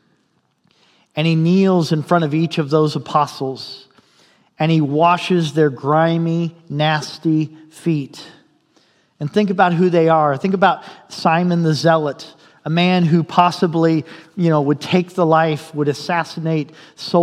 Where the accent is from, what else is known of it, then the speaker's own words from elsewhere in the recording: Indiana, United States; now in Fairbanks, United States; I'm from Indiana